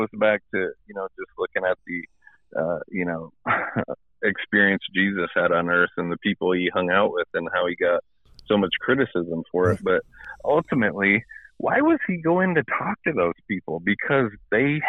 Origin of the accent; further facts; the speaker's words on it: Michigan, United States; accent: Midwestern; now in Dallas, United States; I am from Michigan.